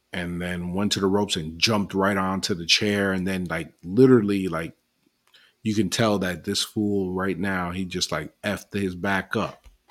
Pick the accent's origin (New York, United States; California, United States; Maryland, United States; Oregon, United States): New York, United States; I'm from New York too